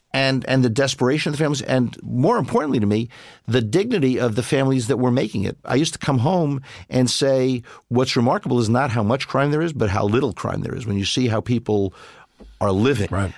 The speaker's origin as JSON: {"language": "English", "town": "New York City", "region": "New York", "country": "United States", "tie": "born or raised there", "said": "I grew up in Brooklyn"}